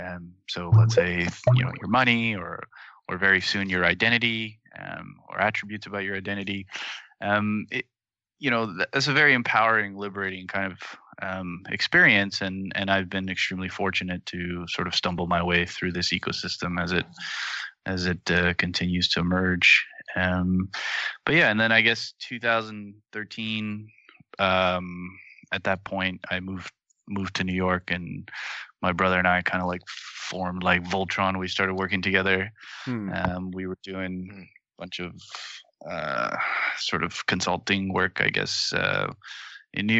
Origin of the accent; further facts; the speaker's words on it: Toronto, Ontario, Canada; moved away; I'm also from Toronto originally.